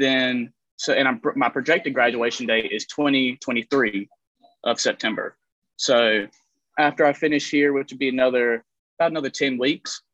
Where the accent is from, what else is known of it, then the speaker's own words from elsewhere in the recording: Pink Hill, North Carolina, United States; moved away as an adult; also born or lived in New York; I'm originally from North Carolina, small town called Pink Hill, one stoplight, about 500 people